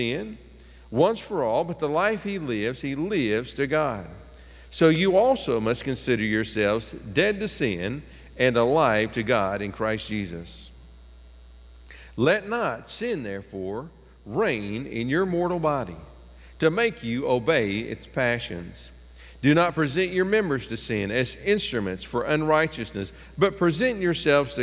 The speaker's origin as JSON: {"language": "English", "region": "East Tennessee", "country": "United States", "tie": "born or raised there", "said": "When I was growing up in East Tennessee"}